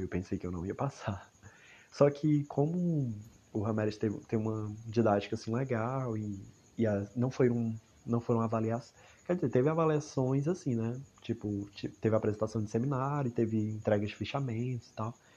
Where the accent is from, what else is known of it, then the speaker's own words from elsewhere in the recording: Palhano, Ceará, Brazil; eu sou de Palhano, Palhano, Ceará